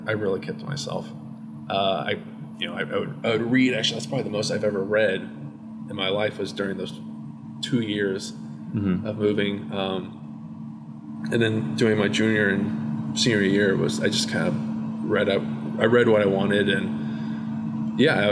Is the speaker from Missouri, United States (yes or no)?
yes; Blue Springs, Missouri, United States; born or raised there; also born or lived in Shawnee Mission, Kansas; now in Maryland, United States